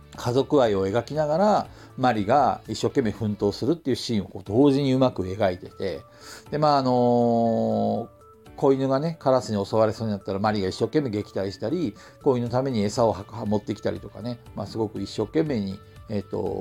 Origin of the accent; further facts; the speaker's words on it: Hokkaido, Japan; moved away; also born or lived in Tokyo; 僕、北海道の生まれなんで